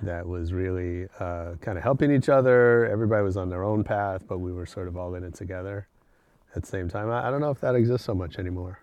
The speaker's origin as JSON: {"language": "English", "town": "San Francisco", "region": "California", "country": "United States", "tie": "born or raised there", "also_born_or_lived": "Berkeley / Los Angeles", "moved": "as an adult", "said": "I grew up in San Francisco"}